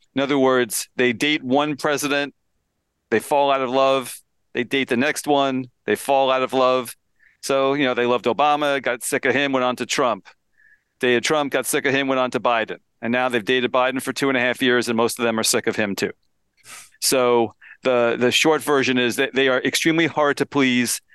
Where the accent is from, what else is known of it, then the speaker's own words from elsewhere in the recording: Pennsylvania, United States; my home state of Pennsylvania